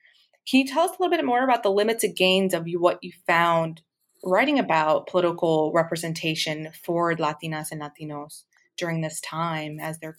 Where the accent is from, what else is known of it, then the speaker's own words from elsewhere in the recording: Chicago, Illinois, United States; this is reminiscing growing up in Brighton Park